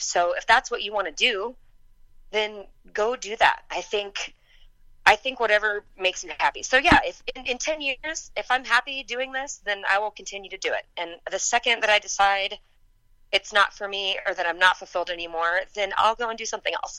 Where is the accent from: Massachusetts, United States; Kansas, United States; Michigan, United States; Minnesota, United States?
Kansas, United States; also born or lived in Texas; I was born in Texas. I grew up in Kansas